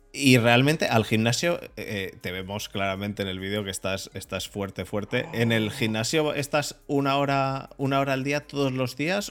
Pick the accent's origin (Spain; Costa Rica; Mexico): Spain; Madrid, Community of Madrid; yo también soy de Madrid